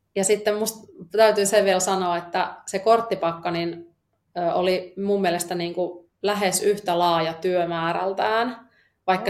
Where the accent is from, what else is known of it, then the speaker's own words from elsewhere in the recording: Eastern Finland, Finland; moved away; mä oon tuolta landelta kotoisin, elänyt, jee, elänyt tuolla tota, Itä-Suomen järven rannalla lapsuuteni